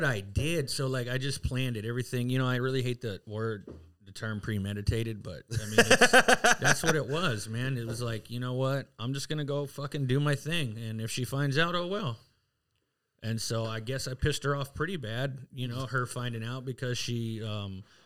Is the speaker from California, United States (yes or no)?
yes; San Diego, California, United States; also born or lived in Santa Ysabel Indian Reservation, California; now in Phoenix, United States; Grew up in East County